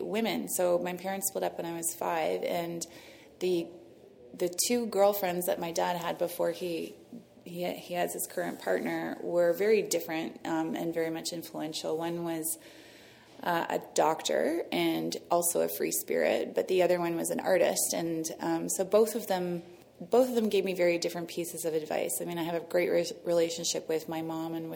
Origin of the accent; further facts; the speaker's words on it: Toronto, Ontario, Canada; moved away as an adult; also born or lived in New York City; I'm from Toronto, downtown in the Annex in Trinity Bellwood. So I grew up first on Albany Avenue in the Annex